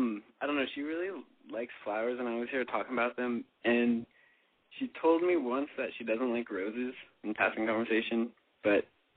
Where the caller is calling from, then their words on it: California, United States; I'm from California, and I'm 17.